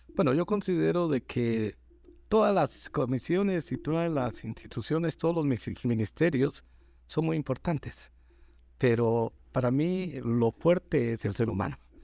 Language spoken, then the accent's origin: Spanish; Guatemala; todos somos guatemaltecos.